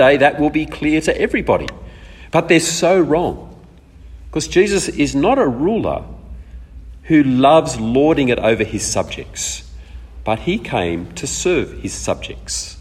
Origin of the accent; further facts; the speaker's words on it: Australia; also born or lived in East Africa; We came back to Australia when I was seven.